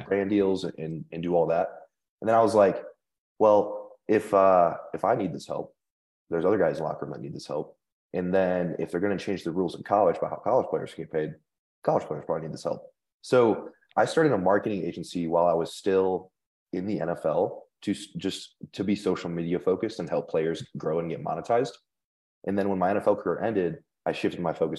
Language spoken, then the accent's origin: English; Indiana, United States; moved away as an adult; now in Denver, United States; I'm from Indiana, grew up a Purdue fan